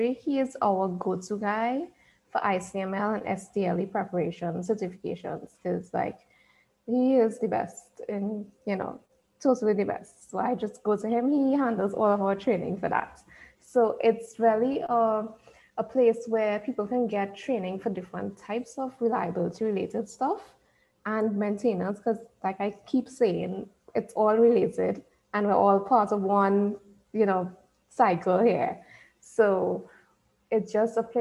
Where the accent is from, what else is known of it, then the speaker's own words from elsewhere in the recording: Trinidad & Tobago; accent: Trini; I am from Trinidad and Tobago. You would hear the accent coming in there because what I've been told is that Trinis, that's what we call ourselves, we have a very distinctive accent